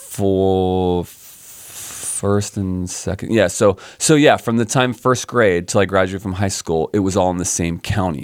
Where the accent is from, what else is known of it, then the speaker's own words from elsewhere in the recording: suburbs of Philadelphia, Pennsylvania, United States; also born or lived in San Diego, California; I grew up on the East Coast. I grew up in the suburbs of Philadelphia